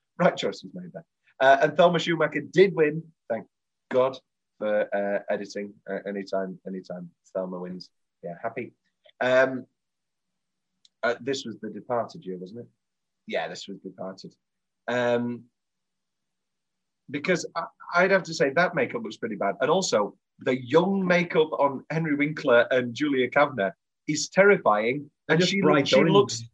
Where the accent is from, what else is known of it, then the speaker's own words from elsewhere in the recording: United Kingdom; we're obviously British